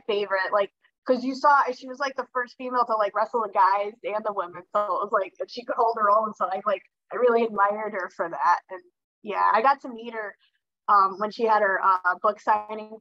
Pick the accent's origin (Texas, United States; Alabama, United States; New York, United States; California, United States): New York, United States; I was from New York